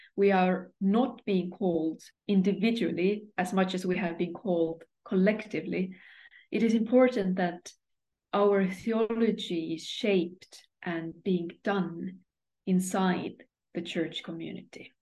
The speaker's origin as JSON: {"language": "English", "country": "Estonia", "moved": "as an adult", "lives_now": "Sweden", "said": "I come from Estonia"}